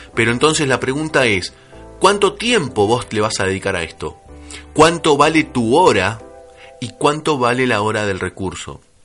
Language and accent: Spanish; Argentina; como buen argentino